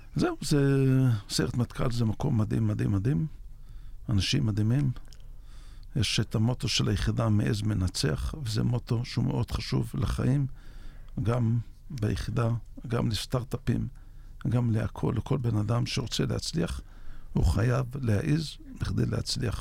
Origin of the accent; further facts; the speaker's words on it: Yavne'el, Northern District, Israel; נולדתי ביבניאל ב-56.